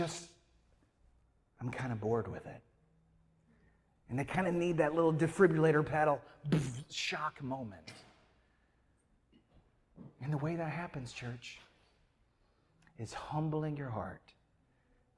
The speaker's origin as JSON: {"language": "English", "region": "Midwest", "country": "United States", "tie": "born or raised there", "moved": "yes", "lives_now": "Atlanta, United States", "said": "I grew up in the Midwest."}